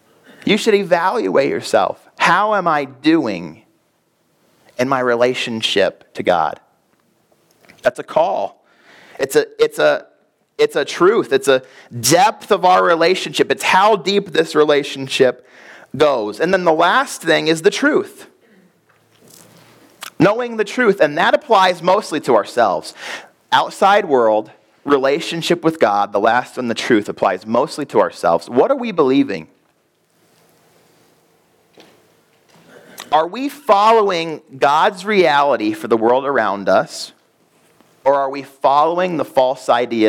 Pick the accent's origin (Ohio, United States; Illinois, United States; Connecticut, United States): Illinois, United States; Chicago; We grew up in Chicago